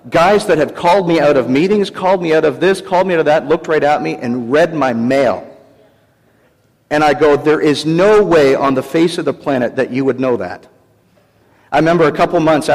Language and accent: English; Canada; I'm from Canada